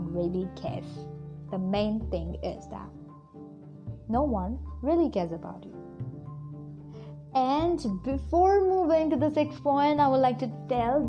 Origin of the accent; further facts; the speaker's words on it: India; from India